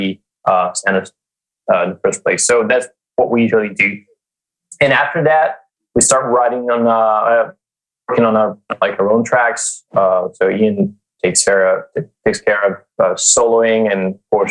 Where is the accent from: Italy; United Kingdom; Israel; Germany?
Italy; I'm from Italy